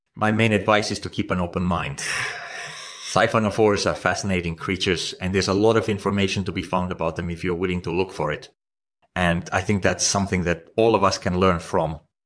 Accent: Estonia; I grew up in Estonia

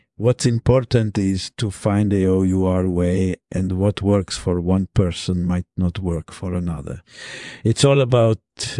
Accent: Italy; I was born in Italy in the early 1990s. Grew up in a fairly typical suburban neighborhood

